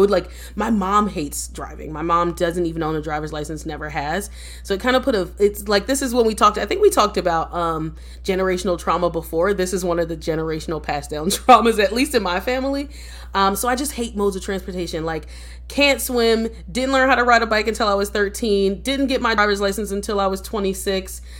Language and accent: English; East Coast, United States; I'm I'm from the East Coast and I'm a true East Coaster in that I don't know any towns in the middle.